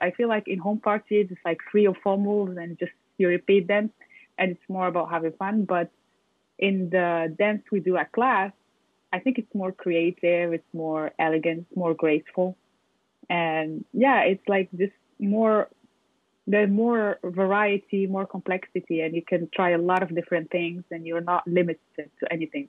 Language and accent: English; Morocco; also born or lived in France; now in Paris, France; I'm from Morocco. I was born in Morocco and raised there. And then I moved to France